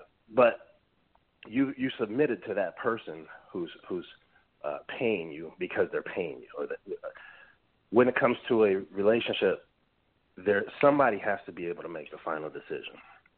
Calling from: Atlanta, Georgia, United States; I'm calling from Atlanta.

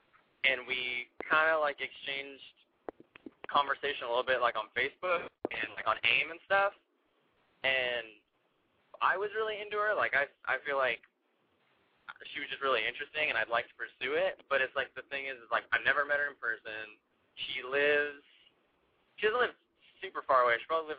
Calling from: San Francisco, California, United States; San Francisco, and I'm 23.

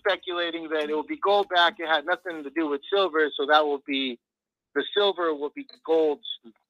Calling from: Pacoima, California, United States; from Pacoima, California.

